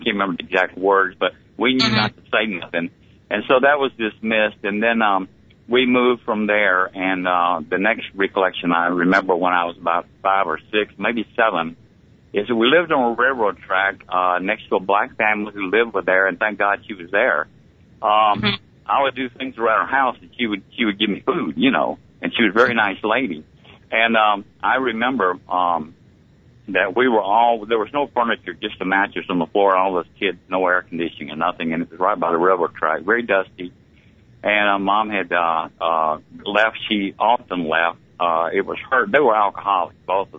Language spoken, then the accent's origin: English; Montgomery, Alabama, United States; Well, I was born at Maxwell Field Air Force Base in Montgomery, Alabama, on August 18th, 1948, and I grew up around the Montgomery area